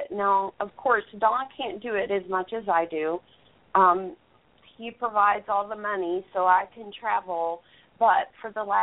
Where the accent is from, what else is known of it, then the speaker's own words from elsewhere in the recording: Texas, United States; I'm from Texas